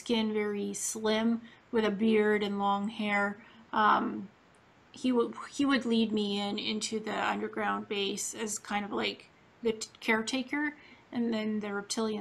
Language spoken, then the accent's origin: English; Canada; also born or lived in Ukraine / Israel; Then I moved to Canada